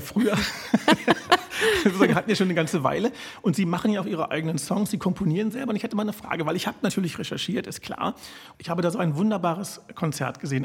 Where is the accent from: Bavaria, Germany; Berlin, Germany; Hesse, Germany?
Berlin, Germany; Ich als gebürtiger Berliner